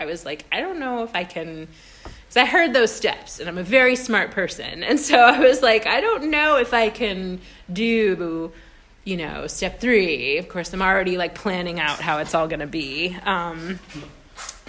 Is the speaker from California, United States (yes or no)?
yes; Sacramento, California, United States; moved away as an adult; also born or lived in Bay Area; now in East Bay, United States; I'm from Sacramento